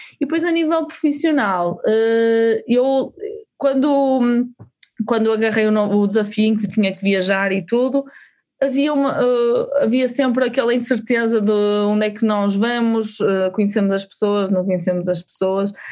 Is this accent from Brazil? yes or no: no; Portugal; nós, enquanto portugueses